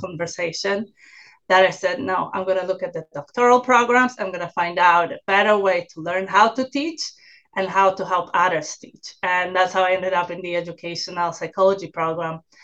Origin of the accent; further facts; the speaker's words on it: Poland; English is a second language; moved away; also born or lived in New York; I originally uh, came from Poland so that's that's my accent